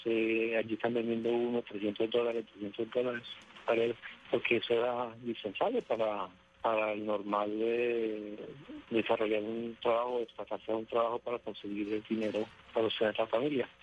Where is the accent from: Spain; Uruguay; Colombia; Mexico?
Colombia; moved away as an adult; now in United States; yo me vine de Colombia en el año 85